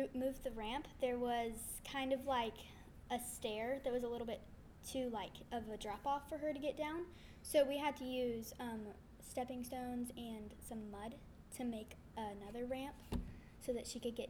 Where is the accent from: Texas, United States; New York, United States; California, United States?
Texas, United States; Round Rock; I'm from Round Rock, Texas.